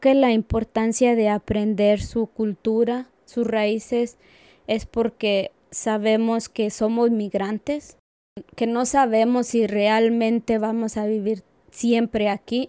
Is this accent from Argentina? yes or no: no; Aguascalientes, Mexico; moved away as an adult; now in Asheville, United States; soy de Aguascalientes, México. Yo llegué acá en, mayo del 2008